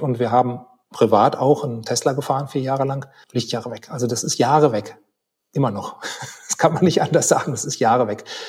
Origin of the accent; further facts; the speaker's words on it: Germany; als Deutsche